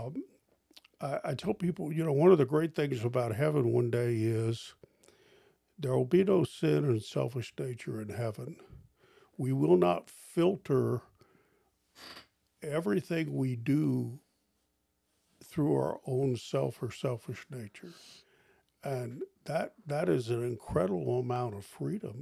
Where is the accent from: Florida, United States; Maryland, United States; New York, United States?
Maryland, United States; Eastern Shore of; I grew up on the Eastern Shore of Maryland